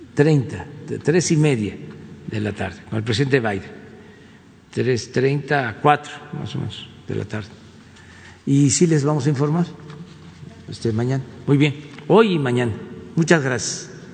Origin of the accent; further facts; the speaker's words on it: Tepetitán, Tabasco, Mexico; mi pueblo, en Tepetitán